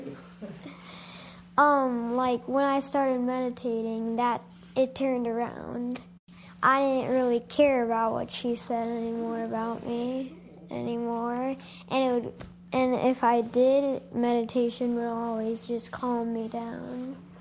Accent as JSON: {"language": "English", "region": "Michigan", "country": "United States", "tie": "born or raised there", "said": "I'm from Michigan. I grew up here."}